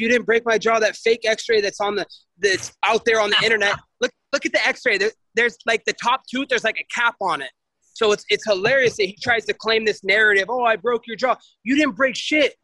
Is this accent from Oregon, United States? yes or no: yes; Oregon, United States; also born or lived in Stillwater, Oklahoma; I'm a kid from Oregon who you know come from humble beginnings